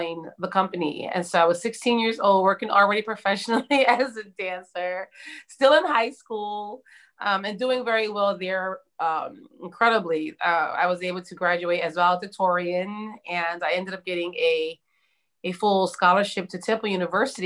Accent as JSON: {"language": "English", "town": "Philadelphia", "region": "Pennsylvania", "country": "United States", "tie": "born or raised there", "said": "I grew up in Southwest Philadelphia"}